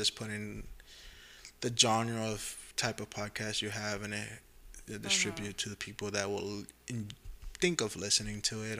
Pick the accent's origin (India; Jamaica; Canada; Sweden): Jamaica; born there; but when people's like, where are you from? Jamaica. I'm like, because mm-hmm. I was born there. I'm not because my dad is Jamaican. I was literally born in the country.